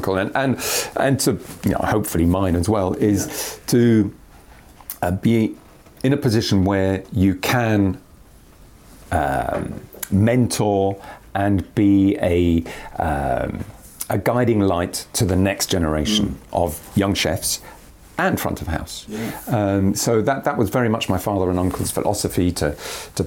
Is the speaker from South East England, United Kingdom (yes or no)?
yes; Kent, South East England, United Kingdom; I was born in Kent, I was very, very nearly born on the estate